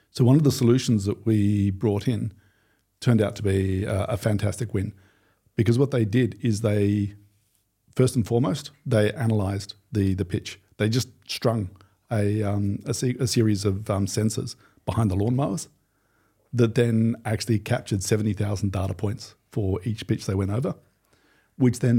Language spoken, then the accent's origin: English; Australia; okay, I'm from Australia. Football, I'm sorry, it's not really a big thing for us.